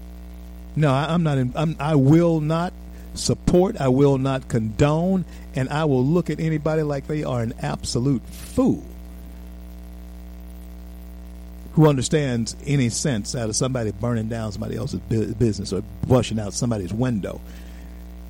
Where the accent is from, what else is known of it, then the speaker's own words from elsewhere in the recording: United States; I am an American